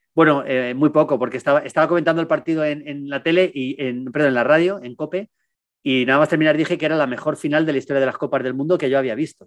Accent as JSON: {"language": "Spanish", "country": "Spain", "tie": "born or raised there", "said": "el Mundial en España, en mi país, yo era un chavalín"}